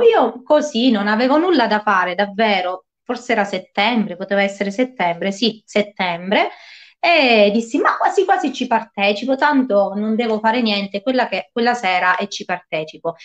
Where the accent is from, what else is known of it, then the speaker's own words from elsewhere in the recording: Lauria, Basilicata, Italy; moved away as an adult; now in Calabria, Italy; ho la mia scuola di musica che si trova a Lauria, quindi nel mio paese natale